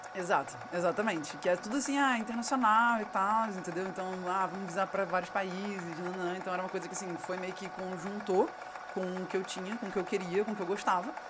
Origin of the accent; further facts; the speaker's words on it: Rio de Janeiro, Brazil; also born or lived in Romania / Colombia; eu sou carioca da Gema Real, sempre morei no Rio, amo minha cidade